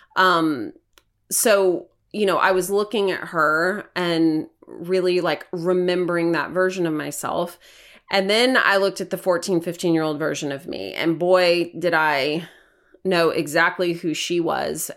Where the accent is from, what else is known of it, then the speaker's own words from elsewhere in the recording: Hermitage, Tennessee, United States; I grew up in Hermitage, Tennessee, in a very tiny house